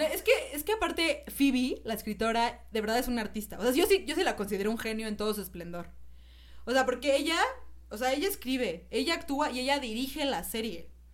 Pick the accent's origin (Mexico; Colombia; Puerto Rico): Mexico; soy mexicana